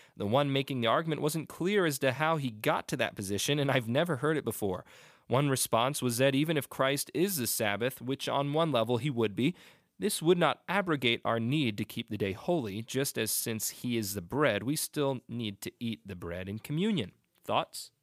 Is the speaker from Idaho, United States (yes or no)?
no; Upper Darby, Pennsylvania, United States; I grew up in Upper Darby